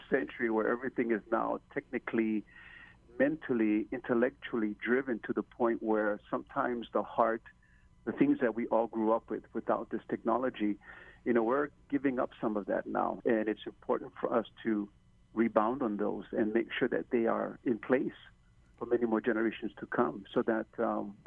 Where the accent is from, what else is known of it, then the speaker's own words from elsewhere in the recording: Honolulu, Hawaii, United States; born and raised in Waikiki, the youngest of nine children, we all worked and played in Waikiki